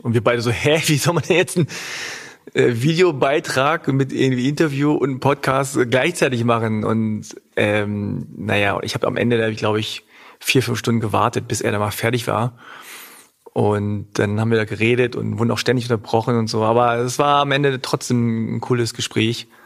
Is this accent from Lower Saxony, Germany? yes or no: yes; Hanover, Lower Saxony, Germany; accent: Hochdeutsch; also born or lived in Göttingen; meine Eltern kommen aus Korea, aber ich bin in Deutschland geboren und aufgewachsen